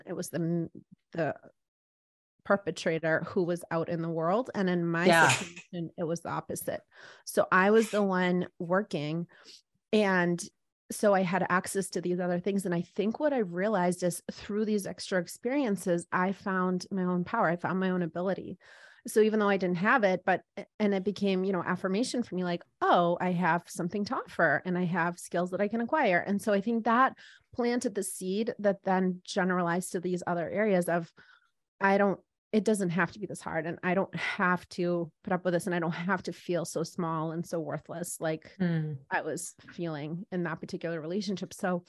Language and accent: English; East Coast, United States; But I guess I was thinking, I grew up on the East Coast.